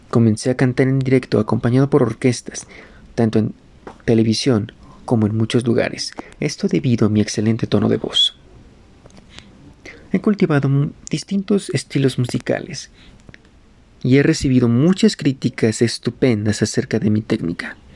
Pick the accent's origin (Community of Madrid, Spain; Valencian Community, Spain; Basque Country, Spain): Community of Madrid, Spain; Madrid; moved away; also born or lived in Rüsselsheim, Germany; Yo nací en Rustenheim, Alemania, el 13 de octubre de 1969. Y, donde muy joven, me mudé a Madrid, España, en donde viviría una de las más grandes experiencias de mi infancia.